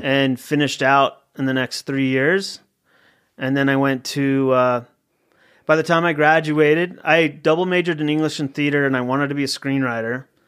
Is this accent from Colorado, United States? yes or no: yes; Littleton, Colorado, United States; moved away; also born or lived in Salt Lake City, Utah; I'm from Colorado. I grew up in Littleton, Colorado, uh, which is a suburb of Denver